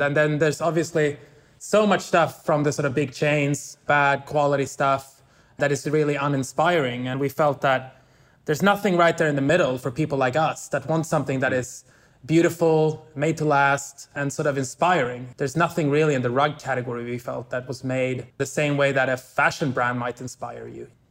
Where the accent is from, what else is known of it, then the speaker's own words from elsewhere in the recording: Stockholm, Stockholm County, Sweden; moved away; I'm from Stockholm. I lived here most of my early life